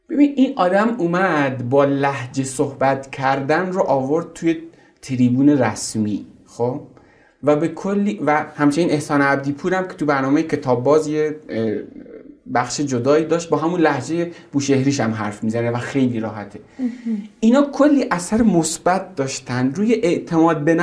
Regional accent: Zahedan, Sistan and Baluchestan, Iran; moved away as an adult; also born or lived in Zabol; now in Tehran, Iran; بعدش ما برای زندگی اومدیم زاهدان و تا سن 18 سالگی قبل از کنکور من زاهدان بودم

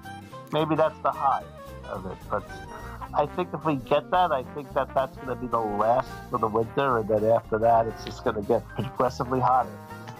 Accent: New York, United States; now in Orlando, United States; after all, I am from New York.

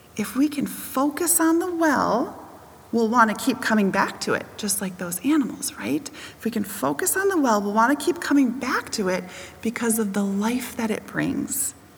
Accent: Wisconsin, United States; I grew up in Wisconsin around lots of different farms

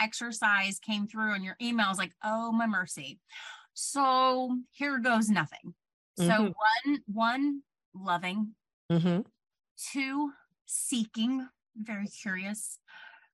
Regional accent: Plant City, Florida, United States; moved away as an adult; also born or lived in New York; I'm from Plant City originally. I grew up in a very small, homogenous town

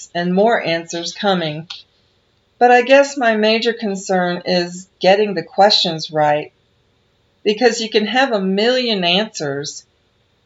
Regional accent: United States; also born or lived in Asia; I am an American citizen as well as a teacher, and I have traveled and taught both here in the States and in Asia

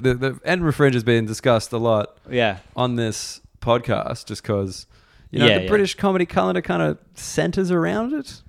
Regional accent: Australia; moved away; As an Australian

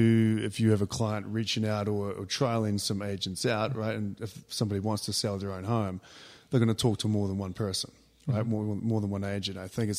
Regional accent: New Zealand; moved away as an adult; now in Colorado, United States; I'm originally from New Zealand. I came to America just over 20 years ago to actually play rugby. Then met a girl and stayed. So America's home now, and Colorado's been home for almost 20 years.

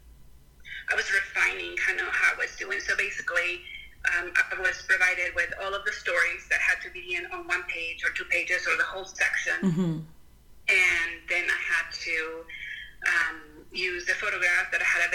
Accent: Texcoco, State of Mexico, Mexico; English is a second language; moved away as an adult; also born or lived in Guadalajara / Denton, Texas; now in United States; I grew up in Mexico City. So, okay. Well, actually, in a town called Texcoco. We were born in Mexico City, and then shortly after I was born, my family moved to Texcoco

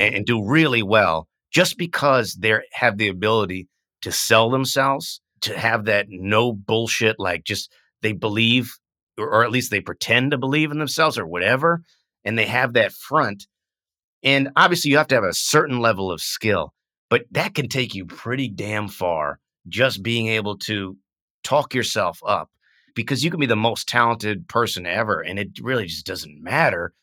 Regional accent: United States; also born or lived in Vietnam; as an American

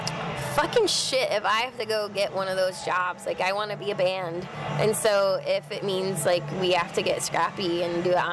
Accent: Florida, United States; moved away as an adult; now in Los Angeles, United States; We grew up in Florida. We started the band in Florida.

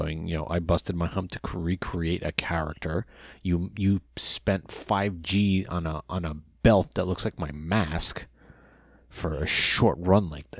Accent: Northern New Jersey, United States; I give him the cheap answer, Northern New Jersey.

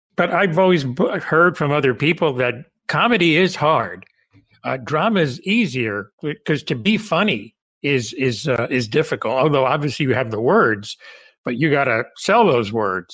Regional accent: Cuba; moved away; I'm Cuban. I was born in the Caribbean

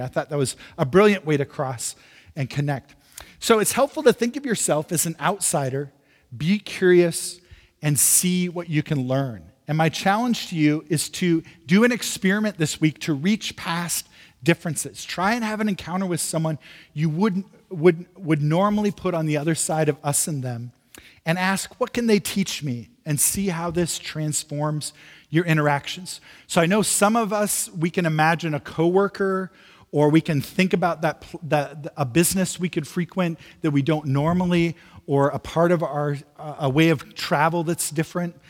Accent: Midwest, United States; now in San Francisco, United States; I'm from the Midwest originally. Uh, moving to San Francisco was a bit of a shock to me

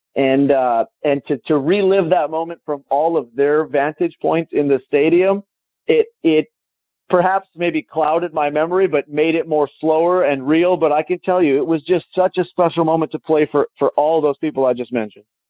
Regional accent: Calgary, Alberta, Canada; my hometown, Calgary

